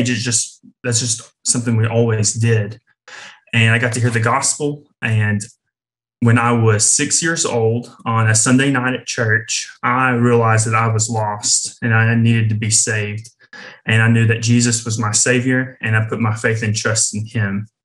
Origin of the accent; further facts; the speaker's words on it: Kingston, Tennessee, United States; moved away as an adult; now in Georgia, United States; I am from East Tennessee, a little town outside of Knoxville called Kingston, and that's where I grew up, um, born and raised there.